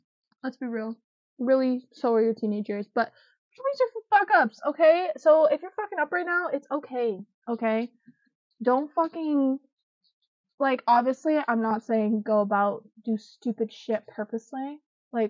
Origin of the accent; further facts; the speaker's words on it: Canada; I'm from Canada, live in Canada